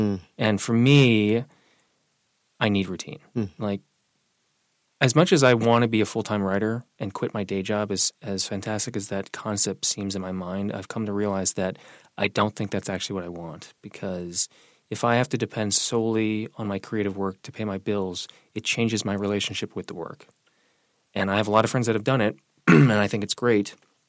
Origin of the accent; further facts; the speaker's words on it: Singapore; also born or lived in Brooklyn; now in Vermont, United States; My youngest sister is Chinese American that we adopted when I was a kid when I was growing up in Singapore. So the transition from Brooklyn to Vermont was actually pretty smooth.